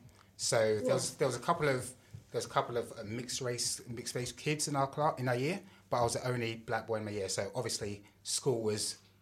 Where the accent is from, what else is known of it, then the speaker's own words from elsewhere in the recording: London, United Kingdom; I grew up in South East London, but I went to school in Welling, which is just outside of South East London.